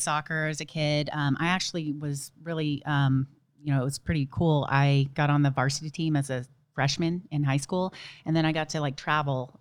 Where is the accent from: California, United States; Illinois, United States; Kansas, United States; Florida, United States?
California, United States; Dana Point; also born or lived in Memphis, Tennessee; I am from Dana Point, California